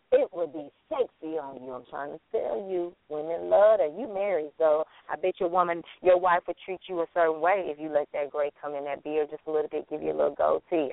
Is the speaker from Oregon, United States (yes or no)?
no; Alabama, United States; now in Atlanta, United States; we do our own special events every year in Alabama because I'm originally from Alabama